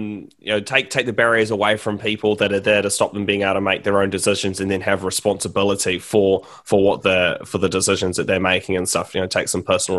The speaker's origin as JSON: {"language": "English", "country": "New Zealand", "said": "I'm from New Zealand."}